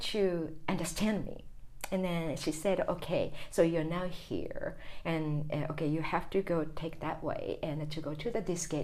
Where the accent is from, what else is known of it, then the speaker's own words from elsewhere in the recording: Tokyo, Japan; English is a second language; moved away as an adult; I grew up in Tokyo